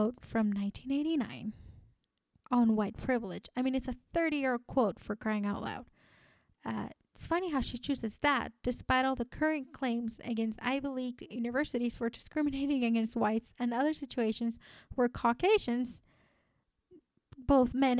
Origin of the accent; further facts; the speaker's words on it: Colombia; English is a second language; now in United States; I was born and raised in Colombia, and my entire family, as far back as we know, is Colombian.